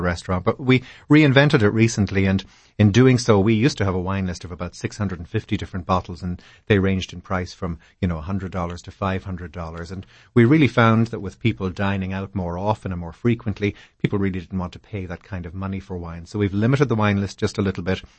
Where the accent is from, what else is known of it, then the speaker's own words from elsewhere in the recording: Ireland; moved away as an adult; also born or lived in Boston / Europe; now in Washington, D.C., United States; I'm from Ireland